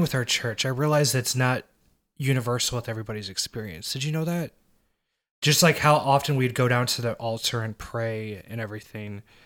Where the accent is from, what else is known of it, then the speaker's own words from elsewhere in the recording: Arnold, Missouri, United States; we grew up in a, a mega church. It was, uh, pretty big even for, like, where we came from. We came from Arnold, Missouri